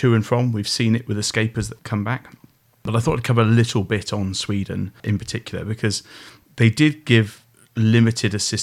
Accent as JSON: {"language": "English", "area": "Oxfordshire", "region": "South East England", "country": "United Kingdom", "tie": "born or raised there", "said": "I was brought up in Oxfordshire"}